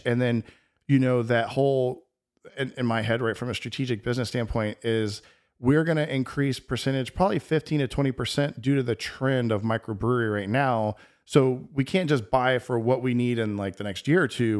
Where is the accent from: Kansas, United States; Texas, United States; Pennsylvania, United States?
Texas, United States; moved away; I grew up in Texas